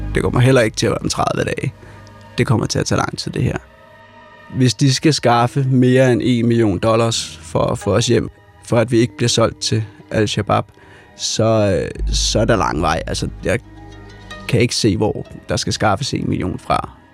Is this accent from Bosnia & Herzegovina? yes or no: no; Denmark; vi er fra Danmark